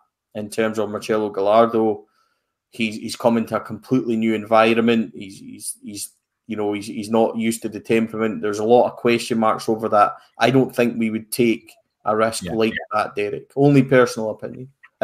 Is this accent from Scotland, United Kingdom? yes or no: yes; Fort William, Scotland, United Kingdom; Fort William, my hometown